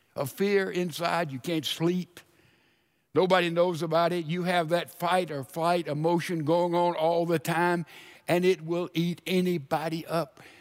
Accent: Laurel, Mississippi, United States; moved away; I lived twenty years of my life in Laurel, Mississippi.

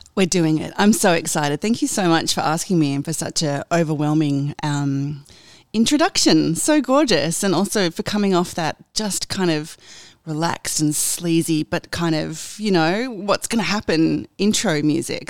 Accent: Sydney, New South Wales, Australia; I was born in Sydney. I've always lived in Sydney.

